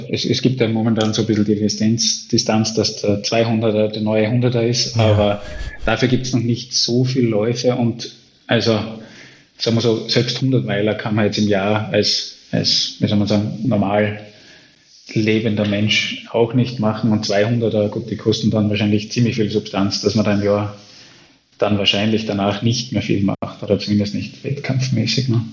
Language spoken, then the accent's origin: German; Austria; ich bin Österreicher.